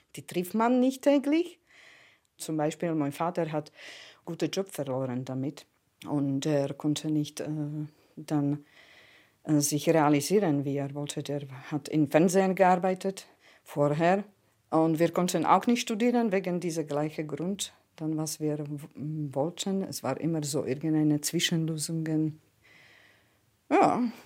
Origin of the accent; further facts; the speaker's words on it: Prešov, Slovakia; German is a second language; now in Germany; Ich bin geboren im Ostslowakei. Meine Kindheit ist eigentlich in Erinnerung mit den russischen Tanken verbindend